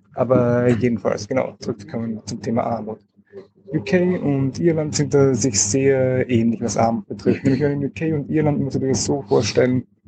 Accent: Austria; als Österreicher

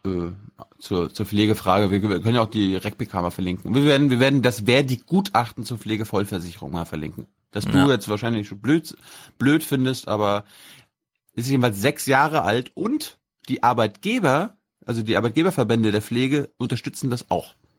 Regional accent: Mecklenburg-Vorpommern, Germany; die Uniklinik Rostock die wichtigste, das wichtigste Krankenhaus in meinem, meinem Heimatland ist

